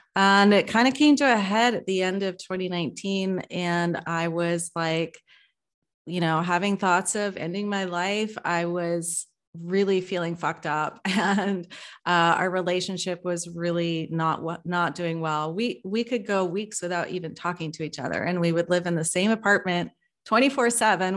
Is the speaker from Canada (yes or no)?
yes; British Columbia, Canada; now in Vancouver, Canada; I'm calling from Vancouver. Uh, been living here for just a year now, and having been born and raised and lived most of my life in the suburbs